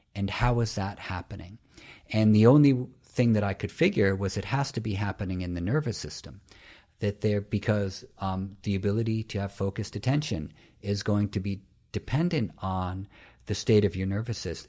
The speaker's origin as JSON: {"language": "English", "town": "New York City", "region": "New York", "country": "United States", "tie": "born or raised there", "said": "I'm from New York City"}